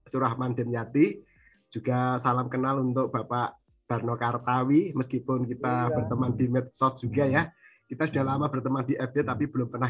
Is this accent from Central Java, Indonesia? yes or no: yes; Wonogiri, Central Java, Indonesia; karena lingkup saya juga di Jawa, saya dari Wonogiri, uh, otomatis dekat dengan Surakarta ya